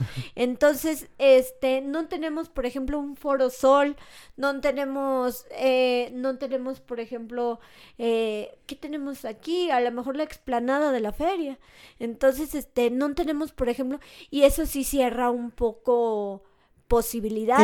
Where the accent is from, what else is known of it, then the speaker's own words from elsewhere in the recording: Mexico; entre mexicanos